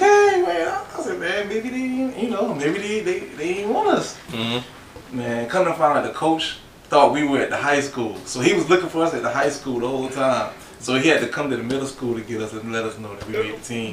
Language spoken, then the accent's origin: English; Orangeburg, South Carolina, United States; also born or lived in Charleston, South Carolina; I grew up in Orangeburg